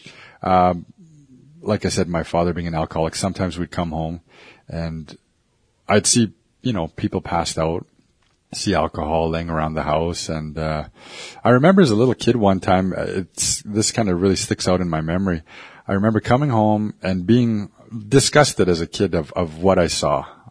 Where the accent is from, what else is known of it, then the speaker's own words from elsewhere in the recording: Hobbema, Alberta, Canada; also born or lived in Ermineskin Reserve; I'm from the Samson Cree Nation. Out here in Hobima, we have four reserves.